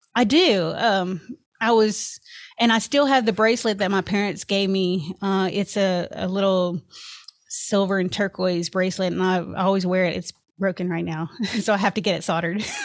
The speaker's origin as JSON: {"language": "English", "town": "Memphis", "region": "Tennessee", "country": "United States", "tie": "born or raised there", "also_born_or_lived": "California / Obion County, Tennessee", "said": "I basically grew up in Memphis, Tennessee, and I went to school there in the, uh, Raleigh area."}